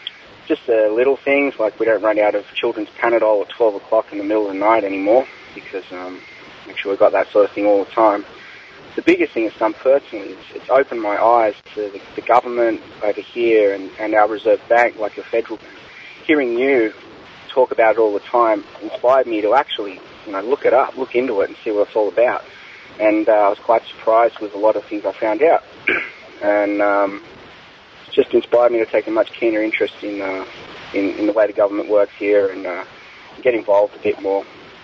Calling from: Australia; Hi, Jack. I'm calling from Australia for episode 500.

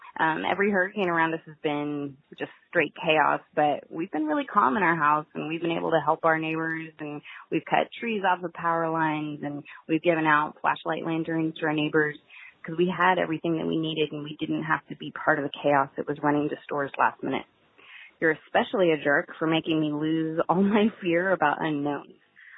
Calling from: Magnolia, Texas, United States; Hi, Jack. This is …. I'm calling from Magnolia, Texas.

